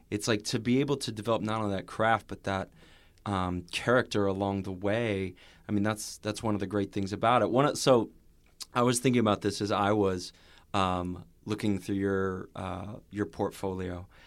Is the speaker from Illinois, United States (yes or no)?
yes; near Chicago, Illinois, United States; we grew up near Chicago